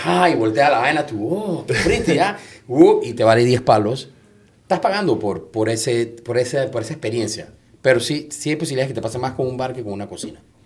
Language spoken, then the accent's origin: Spanish; Panama; soy panameño